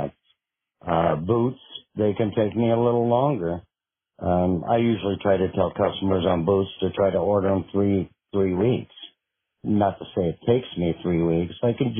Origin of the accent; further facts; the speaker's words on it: Minnesota, United States; moved away as an adult; now in Kila, United States; I pretty much lived in Minnesota for about 30-some years